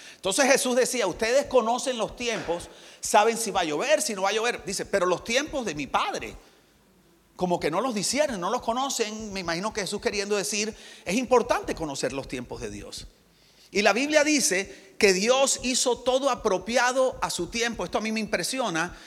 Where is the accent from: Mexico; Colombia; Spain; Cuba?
Colombia; Barranquilla, Atlántico; moved away; also born or lived in United States; soy de Barranquilla, Colombia